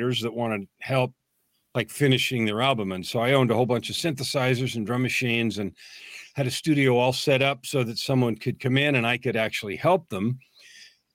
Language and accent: English; San Francisco Bay Area, California, United States; I grew up in the San Francisco Bay Area